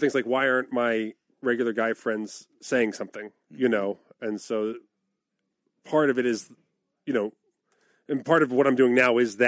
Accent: the North, Northern United States, United States; As a Northerner

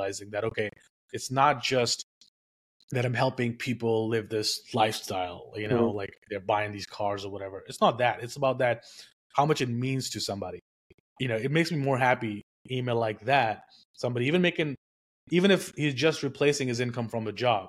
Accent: India; moved away; I was born and raised in India. I got here with nothing

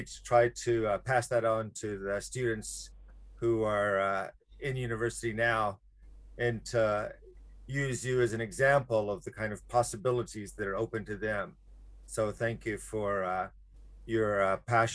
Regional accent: Alabama, United States; moved away as an adult; now in Japan; my background is I'm from Alabama, which now I would kind of describe as, of course, the heart of slavery in the United States

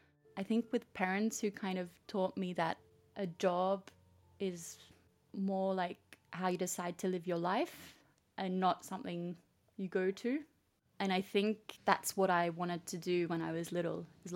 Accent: Australia; also born or lived in Switzerland; now in France; I was born in Switzerland, grew up in Australia, and now live between Paris and Zurich.

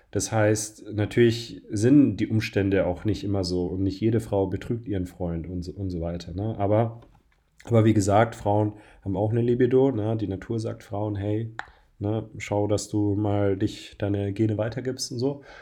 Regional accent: Bavaria, Germany; now in Berlin, Germany; Ich komme ja aus Bayern

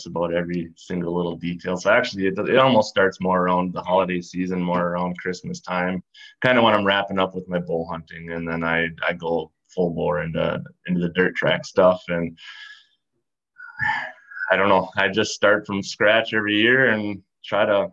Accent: St. Joseph, Minnesota, United States; I've always lived around central Minnesota, specifically St. Joseph. Haven't strayed too far from here my whole life.

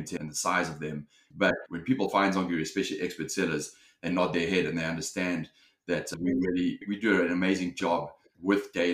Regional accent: South Africa; moved away as an adult; also born or lived in London, United Kingdom; now in Los Angeles, United States; I'm originally from South Africa.

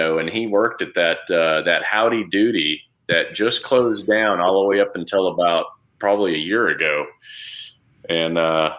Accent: Saudi Arabia; how I grew up in Saudi, looking at the Saudis, hating them because of how they would treat us or treat my dad or whatever.

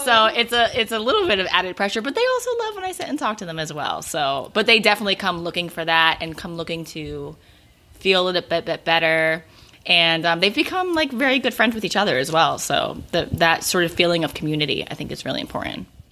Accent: Philadelphia, Pennsylvania, United States; I'm from Philadelphia

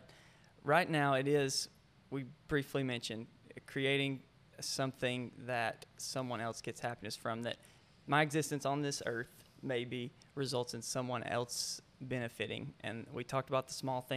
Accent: Norton, Virginia, United States; my hometown, that I'm still there. I've tried to leave, but I'm back there

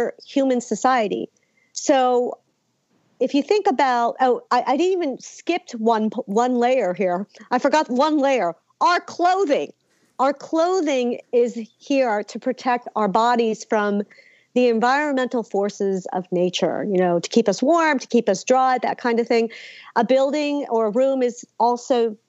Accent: Philadelphia, Pennsylvania, United States; I'm American. I was born in Philly

